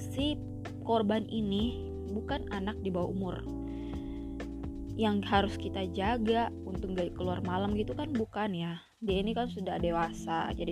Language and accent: Indonesian; Ambon, Maluku, Indonesia; karena ternyata masih banyak kita orang Ambon itu suka melakukan victim blaming terhadap korban ya di sini ya.